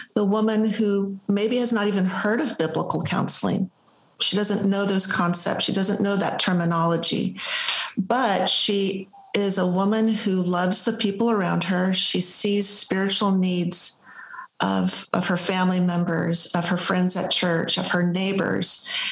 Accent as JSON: {"language": "English", "town": "Los Angeles", "region": "California", "country": "United States", "moved": "yes", "lives_now": "Spring, United States", "said": "I'm originally from the Los Angeles area, and we now live in Spring, Texas"}